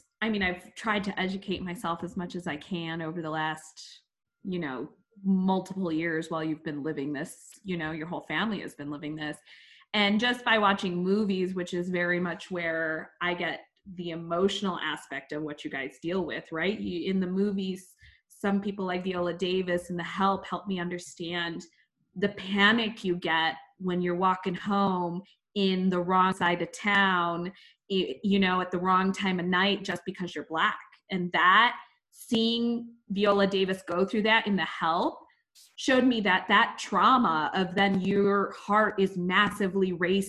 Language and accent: English; India; I'm Indian. We don't get stereotypes like that.